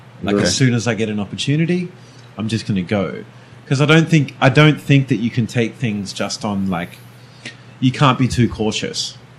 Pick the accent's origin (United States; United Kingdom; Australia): Australia; Brisbane, Queensland; moved away as an adult; also born or lived in Adelaide, Australia / Changwon, South Korea; I grew up in Queensland, in Brisbane.